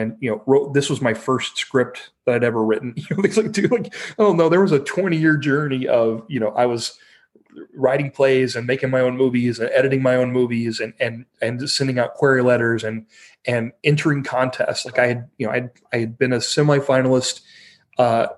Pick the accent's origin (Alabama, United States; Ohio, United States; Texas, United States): Ohio, United States; also born or lived in Chicago / New York; now in Los Angeles, United States; we're both from Ohio